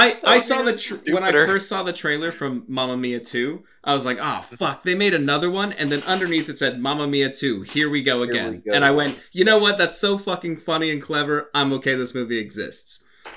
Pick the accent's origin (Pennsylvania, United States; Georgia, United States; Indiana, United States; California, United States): California, United States; Los Angeles; born or raised there; accent: American; moved away as an adult; now in Wales, United Kingdom